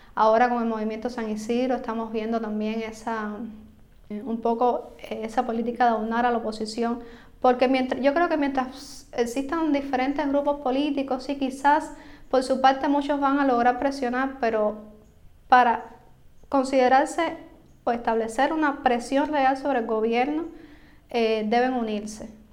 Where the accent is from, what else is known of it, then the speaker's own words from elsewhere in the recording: Cuba; yo como periodista, como cubana